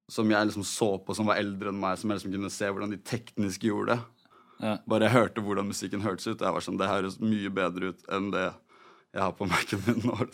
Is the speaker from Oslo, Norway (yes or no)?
yes; Oslo, Norway; Jeg har vokst opp på Adamstuen. Ja. Uh, liksom på Linderen